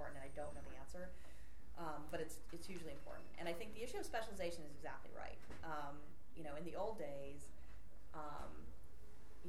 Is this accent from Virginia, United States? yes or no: yes; Arlington, Virginia, United States; I'm active in the League of Women Voters in my hometown, Arlington, Virginia